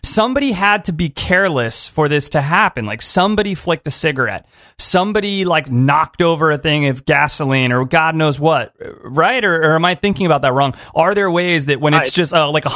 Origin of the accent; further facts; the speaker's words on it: Southern California, United States; So I am from Southern California. I've lived the majority of my life in California